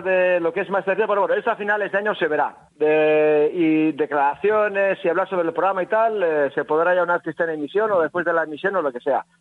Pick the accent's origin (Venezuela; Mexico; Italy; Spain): Spain; Navarre; como buen navarro